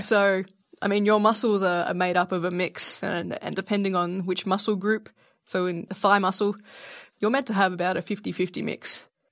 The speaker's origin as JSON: {"language": "English", "country": "Australia", "said": "I am Australian"}